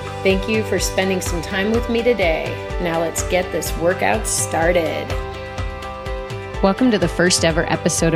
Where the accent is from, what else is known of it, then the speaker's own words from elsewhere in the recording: Chicago suburbs, Illinois, United States; I grew up in the Chicago suburbs